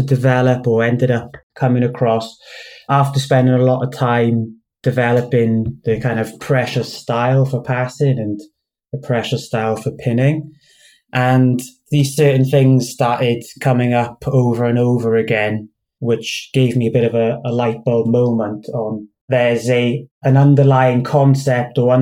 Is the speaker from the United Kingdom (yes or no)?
yes; United Kingdom; also born or lived in Cardiff / Swansea; I'm a black belt from the UK.